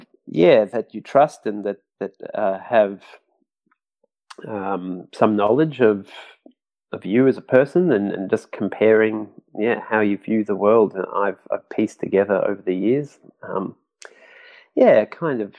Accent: Brisbane, Queensland, Australia; now in Melbourne, Australia; I'm in Melbourne, but I grew up in Brisbane, which is in Queensland, up in the northeast corner of Australia

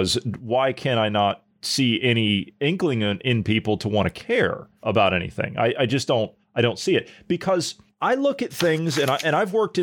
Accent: United States; moved away; I was back in the States and I saw the state of my my hometown

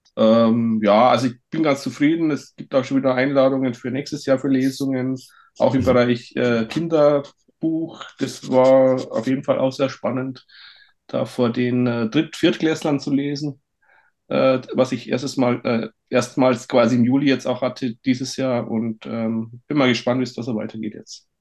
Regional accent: Bavarian Forest, Germany; moved away; ich komme ja aus dem Bayerischen Wald, da bin ich aufgewachsen

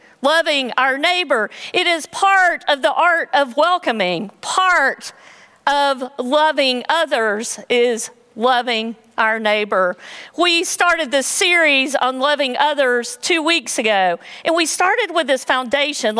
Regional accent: Western North Carolina, United States; moved away; Growing up in Western North Carolina

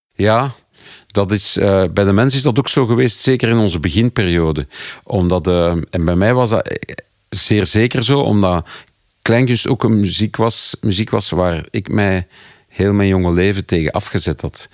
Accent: Flanders, Belgium; als Belgen of Vlaming

